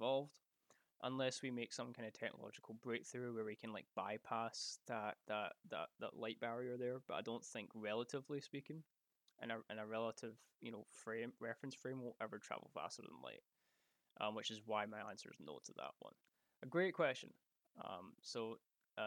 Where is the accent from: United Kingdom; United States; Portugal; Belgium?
United Kingdom; Scotland; because I'm Scottish